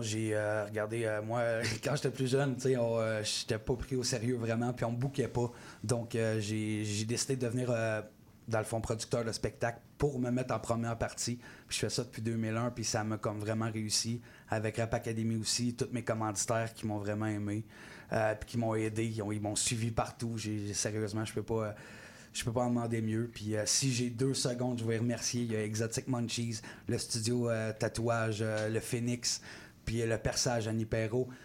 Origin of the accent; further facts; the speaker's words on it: Gatineau, Quebec, Canada; je viens de Gatineau, euh, secteur Buckingham